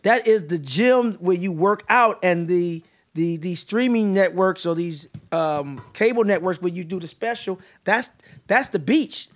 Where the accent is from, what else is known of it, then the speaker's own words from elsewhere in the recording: St. Louis, Missouri, United States; moved away; also born or lived in Northern California / New York; I was born in Northern California and my mom packed up six kids and moved to New York and then we moved to Saint Louis and settled in Saint Louis